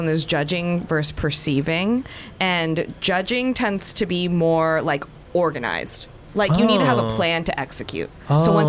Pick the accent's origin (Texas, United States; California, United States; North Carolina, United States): California, United States; Bay Area; I'm from the Bay Area, so it's like, we didn't grow up with creative fields.